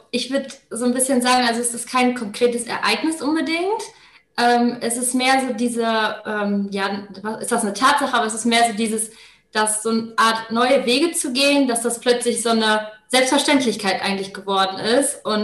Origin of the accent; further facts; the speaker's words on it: Paderborn, North Rhine-Westphalia, Germany; born there; Ich äh, bin 26 Jahre alt, äh, komme gebürtig aus Paderborn und äh, studiere jetzt hier an der Universität Paderborn